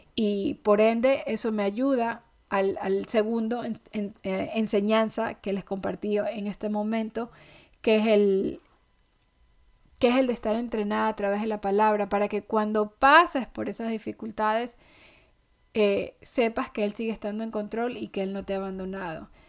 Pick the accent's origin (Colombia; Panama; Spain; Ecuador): Ecuador; now in United States; yo soy ecuatoriana